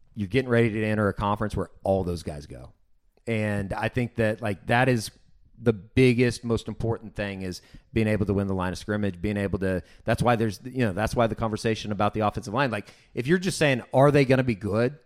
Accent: Oklahoma City, Oklahoma, United States; growing up in Oklahoma City

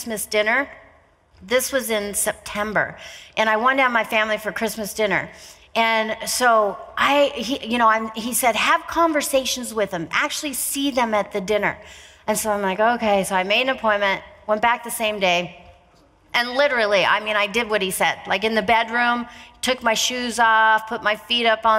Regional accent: Pacific Northwest, United States; moved away; also born or lived in Malibu, California; I was living down in Malibu at the time, but I'm from the Pacific Northwest

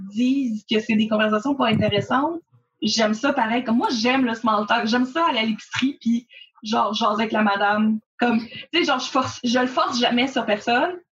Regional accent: Gatineau, Quebec, Canada; je suis originaire de Gatineau, puis ma famille, ça fait longtemps qu'elle est là.

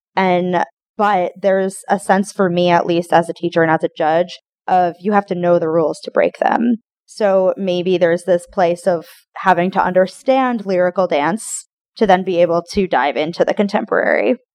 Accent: Westport, Connecticut, United States; now in Tallahassee, United States; I grew up in Westport, Connecticut, outside of New York City

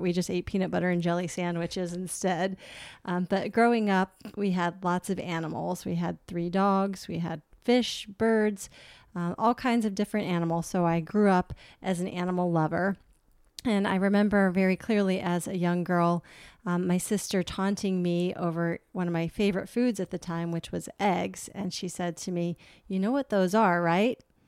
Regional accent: Chesapeake, Virginia, United States; moved away; I grew up in Chesapeake, Virginia, which is on the border of North Carolina.

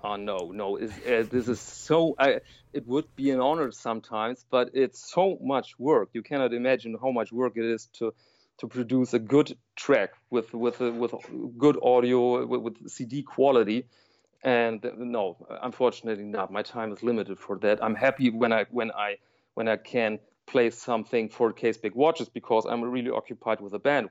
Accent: Germany; I'm from Germany

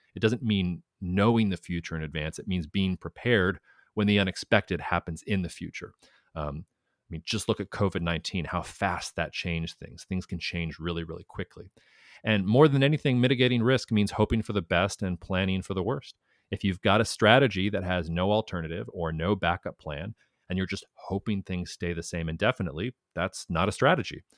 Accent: United States; as an American

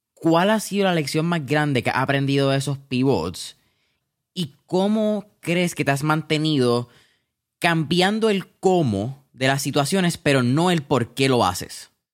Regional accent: Puerto Rico; nosotros quizás como puertorriqueños tenemos una, ah, una cultura bastante interesante

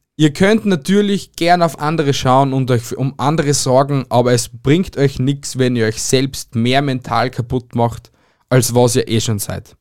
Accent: Austria; bei uns in Österreich

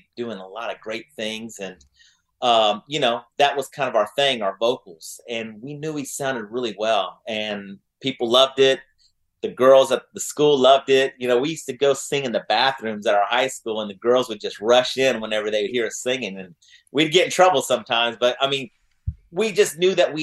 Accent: Oklahoma City, Oklahoma, United States; Northwest Classen in Oklahoma City

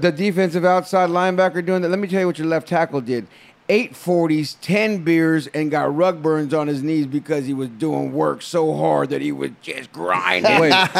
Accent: San Jose, California, United States; I'm a Bay Area motherfucker. I'm San Jose.

